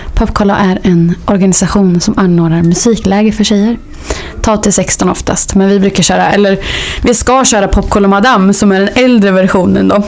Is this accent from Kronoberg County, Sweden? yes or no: no; Hällefors, Örebro County, Sweden; moved away; Jag kommer från Hällefors. Så jag började spela där på kulturskolan